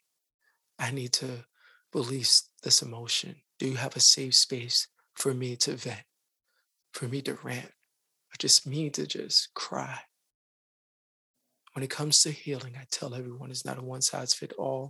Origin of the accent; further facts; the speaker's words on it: New York City, New York, United States; I am from the Bronx, just like Khalif